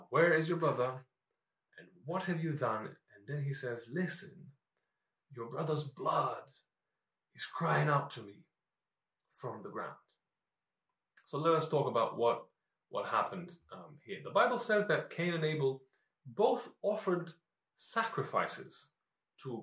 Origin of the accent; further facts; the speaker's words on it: North Macedonia; now in London, United Kingdom; growing up in Macedonia